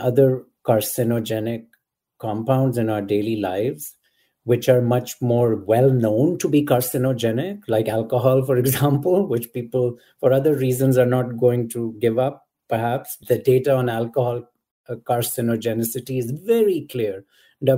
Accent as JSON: {"language": "English", "country": "Pakistan", "tie": "born or raised there", "moved": "yes", "said": "Growing up in Pakistan"}